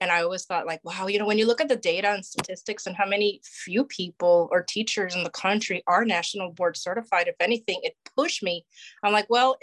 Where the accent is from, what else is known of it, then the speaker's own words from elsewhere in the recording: Puerto Rico; moved away as an adult; also born or lived in Wisconsin / Montgomery County, Maryland; now in Maryland, United States; So I grew up in Puerto Rico, and at the age of 18, I'm like, I'm going away for college.